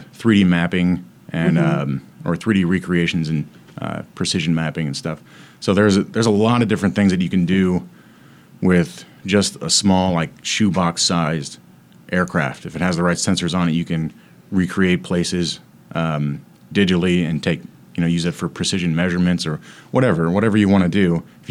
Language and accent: English; St. Louis, Missouri, United States; moved away as an adult; also born or lived in Atchison, Kansas; I'm from St. Louis originally.